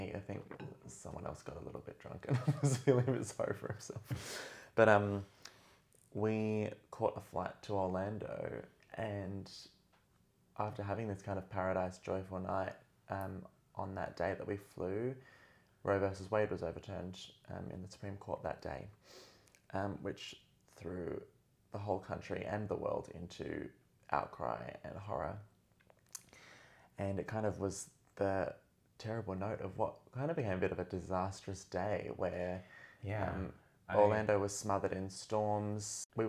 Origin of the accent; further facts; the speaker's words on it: Australia; Everyone who knows I'm Australian, please forgive me for my Americanized pronunciation of some of these city names. I've kind of lost my way.